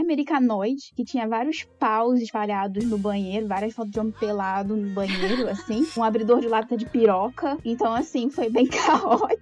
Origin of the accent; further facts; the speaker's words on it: Rio de Janeiro, Brazil; moved away as an adult; now in Groningen, Netherlands; Eu sou do Rio de Janeiro, Zona Sul, e hoje em dia eu moro em Groningen